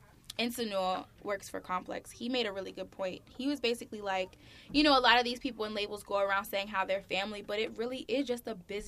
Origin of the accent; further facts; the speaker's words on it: Maryland, United States; I am from Maryland.